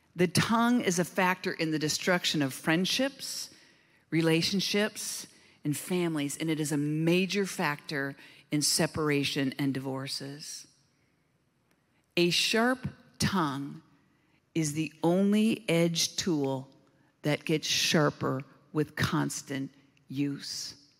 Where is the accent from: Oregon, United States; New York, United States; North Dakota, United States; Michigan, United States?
Oregon, United States; Southern; I hail from Southern Oregon.